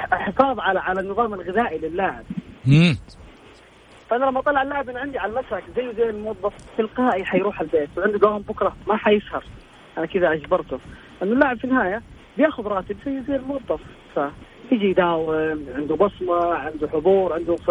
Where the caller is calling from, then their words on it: Jeddah, Makkah Province, Saudi Arabia; من جدة